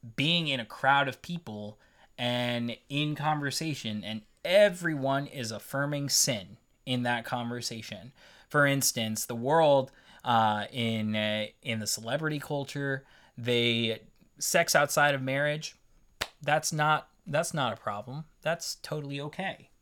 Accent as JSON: {"language": "English", "country": "United States", "said": "I'm an American"}